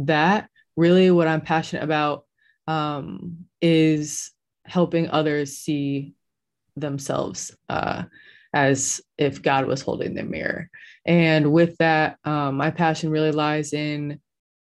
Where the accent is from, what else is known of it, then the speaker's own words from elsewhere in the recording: Bloomington, Illinois, United States; moved away as an adult; now in Davidson, United States; I am from Bloomington, Illinois